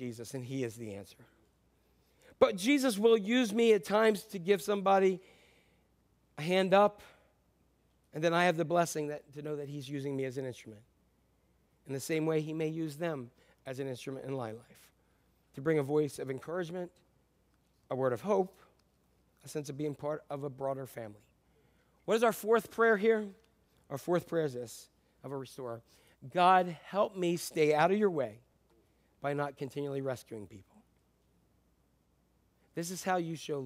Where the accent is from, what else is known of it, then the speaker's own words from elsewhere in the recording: United States; I am an American